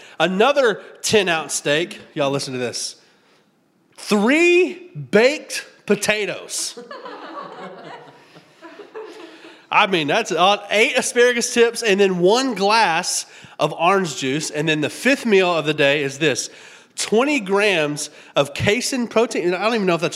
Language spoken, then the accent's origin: English; Tennessee, United States; also born or lived in South Florida; Now, we grew up in Tennessee, my wife and I, and we were used to having seasons.